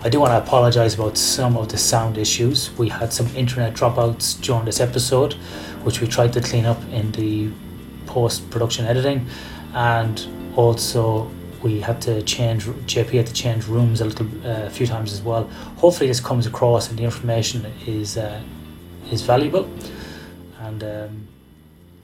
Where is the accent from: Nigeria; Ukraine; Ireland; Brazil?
Ireland; I was born in 1978 in Ireland